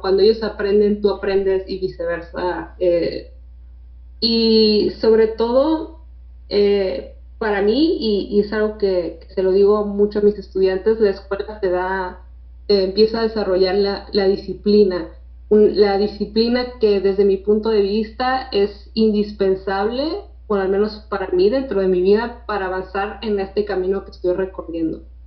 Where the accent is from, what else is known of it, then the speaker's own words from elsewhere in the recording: Tijuana, Baja California, Mexico; aquí de México, de Tijuana, nací en Tijuana